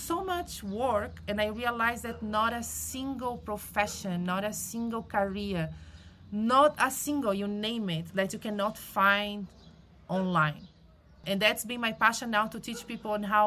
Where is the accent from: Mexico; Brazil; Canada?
Brazil; moved away; I am originally from Brazil